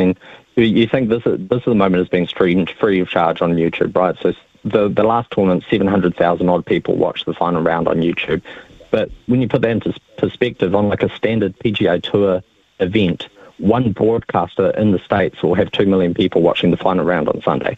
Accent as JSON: {"language": "English", "region": "Dubai", "country": "United Arab Emirates", "tie": "born or raised there", "moved": "yes", "said": "I grew up in Dubai"}